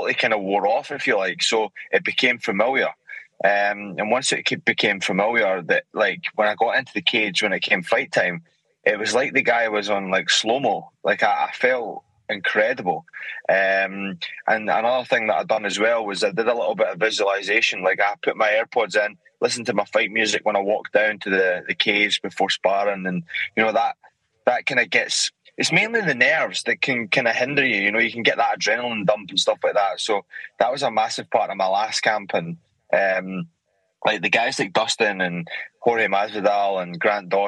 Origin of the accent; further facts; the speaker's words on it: Scotland, United Kingdom; moved away as an adult; now in United States; I'm from Scotland